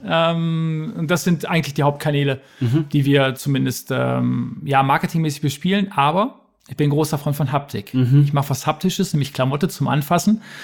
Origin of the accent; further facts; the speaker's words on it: Ruhr area, North Rhine-Westphalia, Germany; die Geschichte meiner Heimat und so die Geschichte ähm, dieser Region